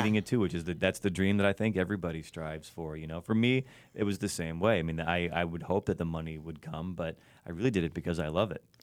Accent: Chicago, Illinois, United States; my hometown

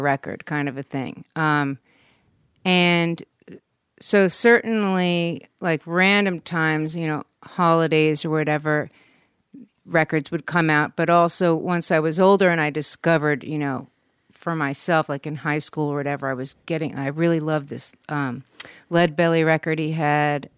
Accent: West Orange, New Jersey, United States; moved away as an adult; also born or lived in Germany / New York City / Taos, New Mexico / New Orleans; now in Los Angeles, United States; I was born in Germany, but I grew up in New Jersey, West Orange, New Jersey.

